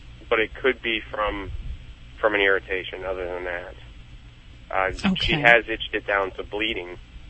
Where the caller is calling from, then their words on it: Youngstown, Ohio, United States; Youngstown, Ohio.